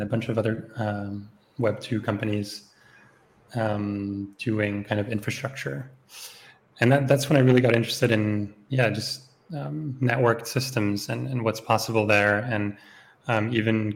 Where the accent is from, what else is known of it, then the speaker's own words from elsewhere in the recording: Switzerland; moved away as an adult; also born or lived in Berlin, Germany; I grew up actually in Switzerland, so I did all of my my schooling here